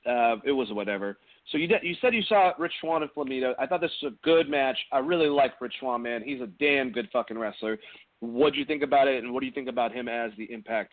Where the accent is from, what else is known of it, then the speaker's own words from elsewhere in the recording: Gainesville, United States; I'm from Gainesville, man.